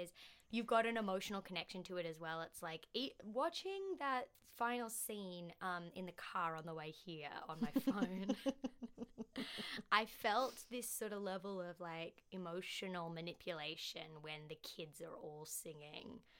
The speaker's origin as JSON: {"language": "English", "country": "Australia", "said": "As an Australian"}